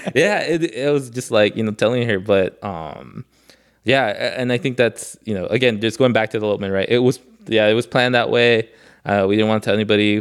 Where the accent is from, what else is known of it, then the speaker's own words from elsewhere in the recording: Los Angeles, California, United States; because I grew up in Koreatown.